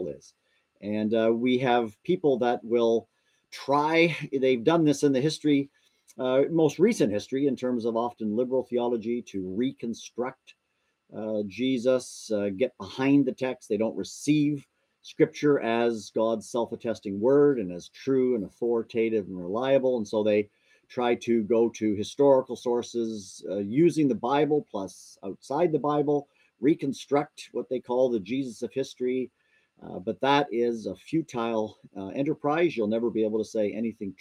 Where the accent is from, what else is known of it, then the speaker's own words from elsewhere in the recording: Burlington, Ontario, Canada; moved away as an adult; also born or lived in South Dakota / British Columbia; now in Louisville, United States; I grew up in Canada, and a wonderful church, a wonderful family, Christian home, Christian family, Trinity Baptist Church in Burlington, Ontario